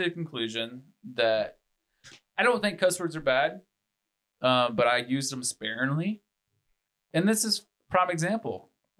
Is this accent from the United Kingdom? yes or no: no; the Bible Belt, United States; I've been Christian since August 5th, 2006. And obviously growing up in the Bible Belt, you kind of get some religion on you.